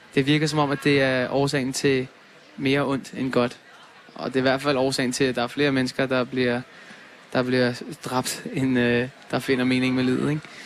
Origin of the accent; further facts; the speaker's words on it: Denmark; jeg er fra Danmark